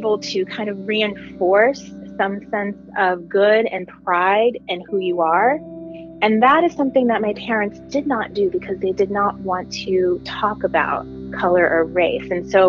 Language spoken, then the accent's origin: English; Nashville, Tennessee, United States; born there; So I was born in Nashville, Tennessee. My dad was in medical school at the time that I was born, and I'm a second child.